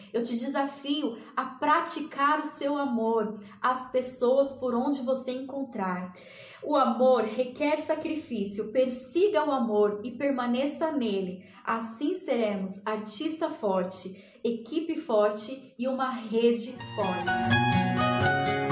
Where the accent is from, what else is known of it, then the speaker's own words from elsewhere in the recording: Ribeirão Preto, São Paulo, Brazil; eu sou aqui de Ribeirão Preto, no interior de São Paulo